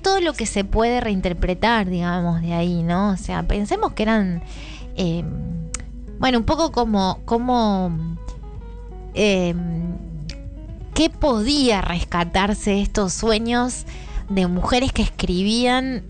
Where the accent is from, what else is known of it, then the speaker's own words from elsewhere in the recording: Argentina; el pueblo donde yo soy nacida y criada en Marcos, Marcos Exacto